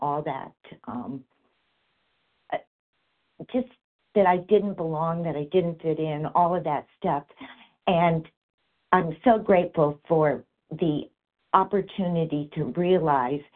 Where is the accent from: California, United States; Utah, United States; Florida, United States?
California, United States; I grew up in California